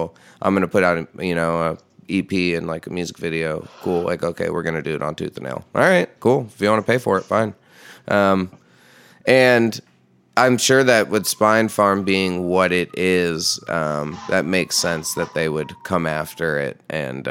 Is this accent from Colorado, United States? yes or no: no; New York, United States; me and my friends that I grew up with in New York